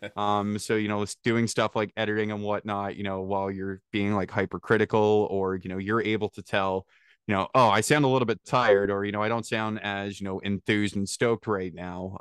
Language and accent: English; small town north of Toronto, Ontario, Canada; from a small, small potato town north of Toronto